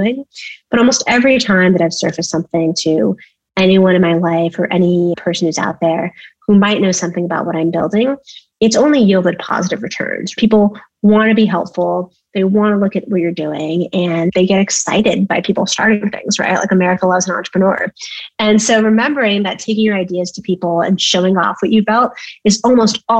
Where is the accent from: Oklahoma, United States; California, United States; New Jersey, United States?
California, United States; Bay Area; moved away as an adult; also born or lived in Cambridge; I grew up in the Bay Area